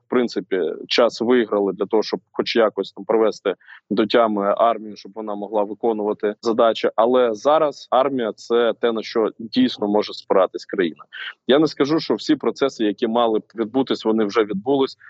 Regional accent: Rubizhne, Luhansk Oblast, Ukraine; moved away; своє рідне місто, місто Рубіжне Луганської області

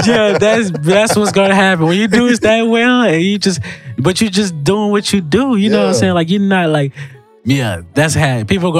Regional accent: Houston, Texas, United States; I'm from South Park.

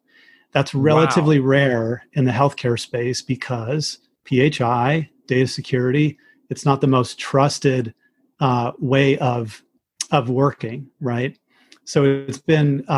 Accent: Arizona, United States; moved away as an adult; also born or lived in Michigan / Chicago; I'm from Arizona initially, where I live now

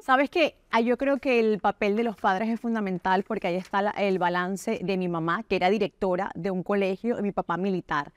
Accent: Caracas, Capital District, Venezuela; moved away; yo vengo de Caracas, Venezuela, nací en un sector que se llama Quinta Crespo

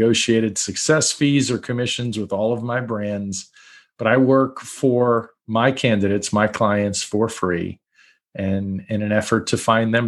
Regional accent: New York, United States; also born or lived in Brooklyn; So I grew up in New York, born in Brooklyn, New York. Lost the accent a little bit. I think I hide it on purpose. Born in Brooklyn, grew up in Long Island.

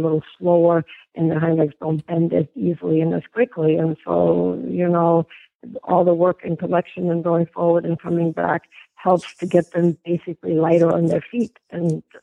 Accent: Germany; moved away; growing up in Germany

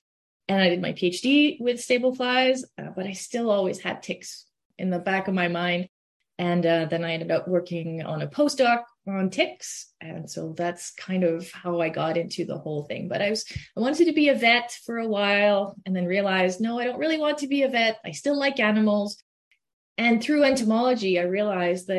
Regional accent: Quebec, Canada; English is a second language; moved away as an adult; also born or lived in Lethbridge, Alberta; now in Manitoba, Canada; I'm originally from Quebec. That's where I grew up, and that's where I did all my school through undergrad and everything in French.

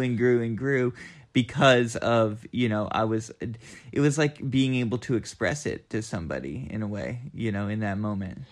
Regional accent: Southeastern Kentucky, United States; moved away as an adult; also born or lived in Boston / Oakland, California; now in Asheville, United States; I'm from Southeastern Kentucky

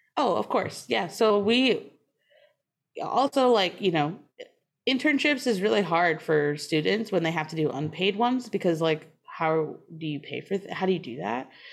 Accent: outside of Boston, Massachusetts, United States; also born or lived in Maine / Oakland; now in Wisconsin, United States; I grew up outside of Boston

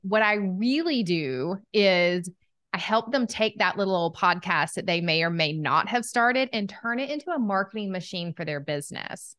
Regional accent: Southern United States, United States; accent: Southern; my Southern accent

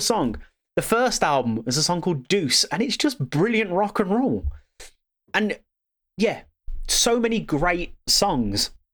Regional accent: Birmingham, West Midlands, United Kingdom; I'm from Birmingham.

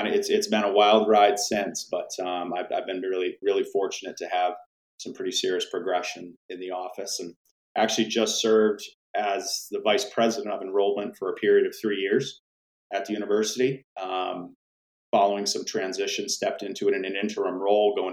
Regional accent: Western Maine, United States; I'm actually originally from Western Maine, grew up in a really small town

